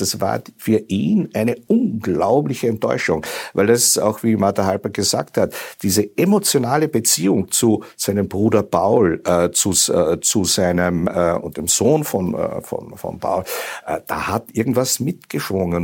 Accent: Austria; als Österreicher

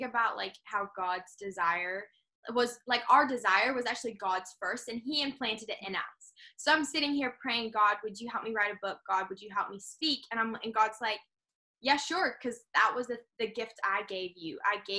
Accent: New Zealand; moved away; also born or lived in London, United Kingdom / United States; so I was born in London, but then my family spent some time living in America. Then I moved to New Zealand, and I grew up in New Zealand on a farm.

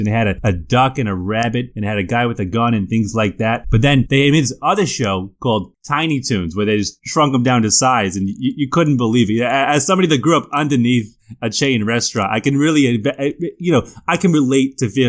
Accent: Bronx, New York, United States; I'm actually from the Bronx.

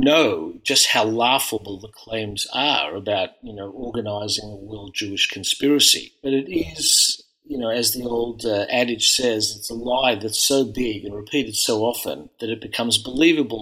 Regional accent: Melbourne, Victoria, Australia; moved away as an adult; I grew up in Melbourne, in a largely refugee and Holocaust survivor community

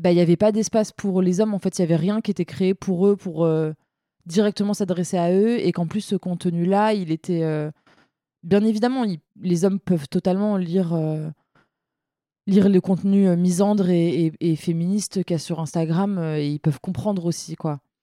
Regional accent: Seine-Saint-Denis, Île-de-France, France; j'ai grandi en Seine-Saint-Denis.

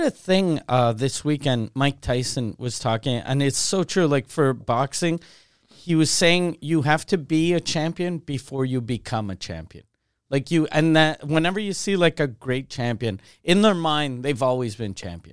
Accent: Canada; the only time I feel Canadian is when I'm not in Canada.

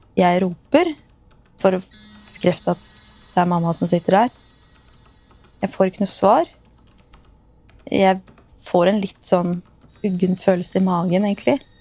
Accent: Askim, Østfold, Norway; Jeg er oppvokst i Askim

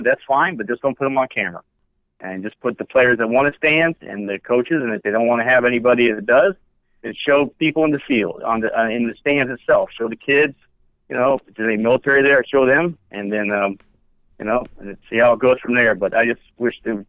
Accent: Japan; I was born in Japan, so I had the honor of being born the year of the rat

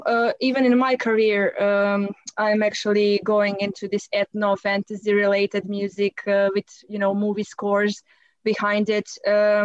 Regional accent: Croatia; first language Croatian; English is a second language; in my native language, in Croatian

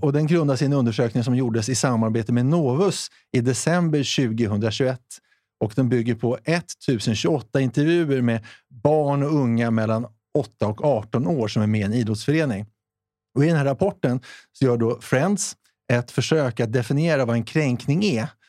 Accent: Sweden; vi är ju svenskar ändå

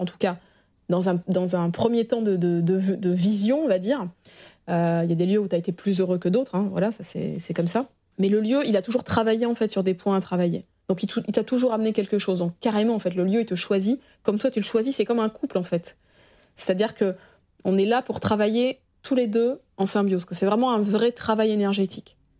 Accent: Arcachon, Nouvelle-Aquitaine, France; moved away as an adult; now in Paris, France; je suis originaire d'Arcachon, donc quand je suis arrivée à Paris il y a 20 ans

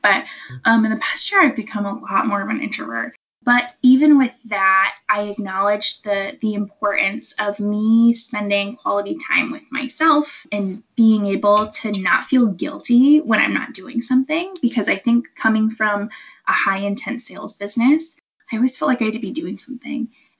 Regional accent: East Coast, United States; And I came from the East Coast, so like we don't have mountains like over there. We've got like hills.

